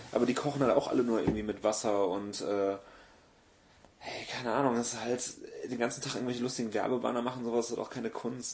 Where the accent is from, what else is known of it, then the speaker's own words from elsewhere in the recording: Gummersbach, North Rhine-Westphalia, Germany; also born or lived in Neuss; now in Cologne, Germany; gebürtiger Neusser und aufgewachsen im schönen Gummersbach